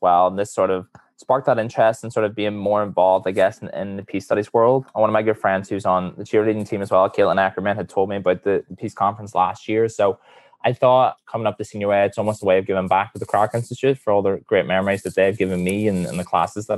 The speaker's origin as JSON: {"language": "English", "region": "Northern Ireland", "country": "United Kingdom", "said": "I'm a senior from Darien, Northern Ireland."}